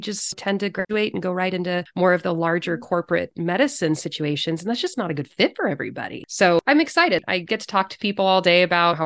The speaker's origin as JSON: {"language": "English", "region": "California", "country": "United States", "tie": "born or raised there", "also_born_or_lived": "Chicago / Seattle area", "moved": "as an adult", "lives_now": "Silverdale, United States", "said": "I grew up in California"}